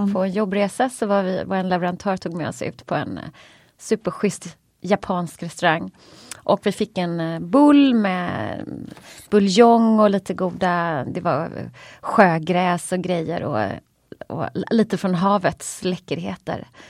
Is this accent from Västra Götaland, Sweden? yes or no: yes; Gothenburg, Västra Götaland, Sweden; som göteborgare då, får man ju säga, jag är mest uppvuxen på fisk